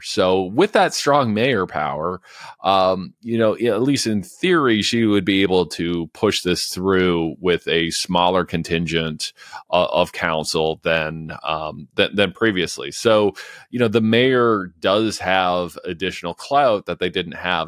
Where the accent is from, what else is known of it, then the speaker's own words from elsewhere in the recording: London, Ontario, Canada; London, Ontario, uh, my hometown